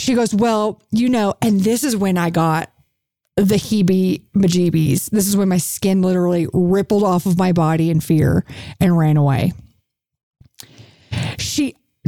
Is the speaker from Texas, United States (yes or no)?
yes; Houston, Texas, United States; moved away; where'd you grow up? And I said, Houston